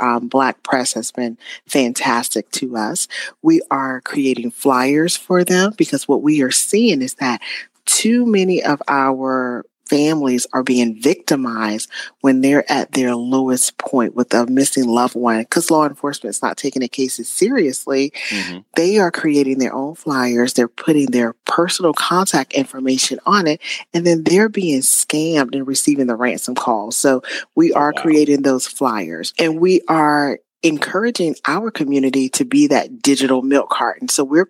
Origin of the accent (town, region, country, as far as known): Spartanburg, South Carolina, United States; born or raised there